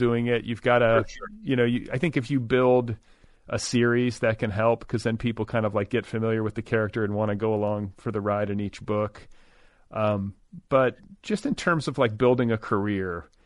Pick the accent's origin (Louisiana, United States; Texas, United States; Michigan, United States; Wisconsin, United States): Wisconsin, United States; Milwaukee; moved away as an adult; now in Los Angeles, United States; I grew up in Milwaukee.